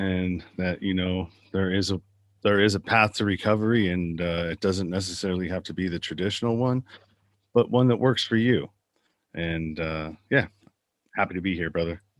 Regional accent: Pinole, California, United States; I grew up in the San Francisco Bay Area in a little suburb town called Pinole.

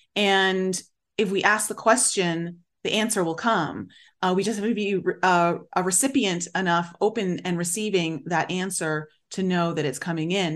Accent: Canada; I grew up in Canada, so I learned French.

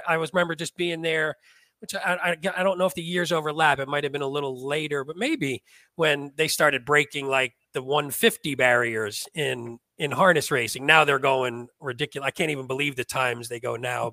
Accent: New Jersey, United States; I grew up in North Jersey

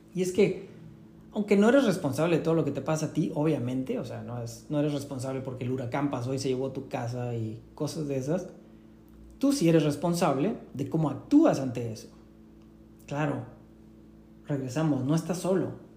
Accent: Tampico, Tamaulipas, Mexico; yo aprendí en la playa, en Tampico, de donde yo soy

